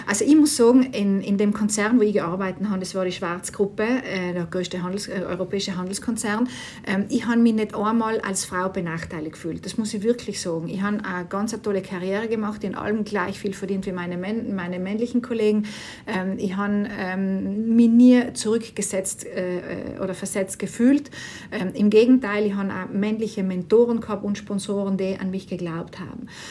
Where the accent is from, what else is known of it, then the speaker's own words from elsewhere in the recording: South Tyrol, Trentino-Alto Adige, Italy; moved away as an adult; zurück in Südtirol, äh, natürlich ganz tolles Heimatgefühl wieder